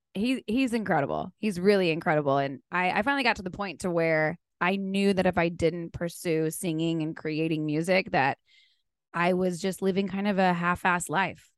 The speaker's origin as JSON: {"language": "English", "region": "South Texas", "country": "United States", "tie": "born or raised there", "moved": "yes", "lives_now": "Nashville, United States", "said": "I'm from South Texas, born and raised, grew up hunting and fishing."}